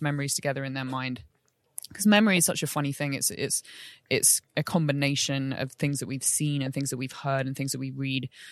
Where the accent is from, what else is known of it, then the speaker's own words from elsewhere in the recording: London, United Kingdom; moved away; back in London, which is my hometown, but I, I don't live in anymore